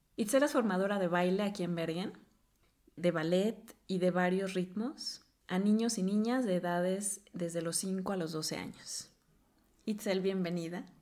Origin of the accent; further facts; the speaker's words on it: Mexico; moved away as an adult; now in Norway; cuando hablo de, mi cultura o, del país de donde vengo, es, bienvenido porque lo asocian justamente con, una cultura muy rica en danza, en baile, y, que todavía lo sorprende cuando empezamos a hablar del folclore que tenemos en México